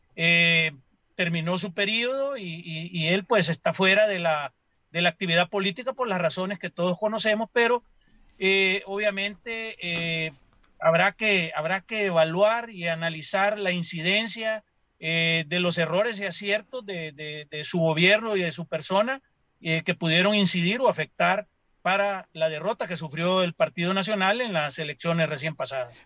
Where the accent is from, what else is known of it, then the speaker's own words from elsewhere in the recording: Honduras; como hondureños